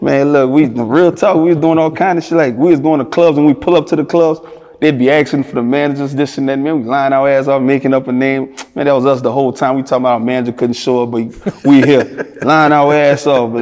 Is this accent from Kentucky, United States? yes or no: no; Louisiana, United States; I'm from Louisiana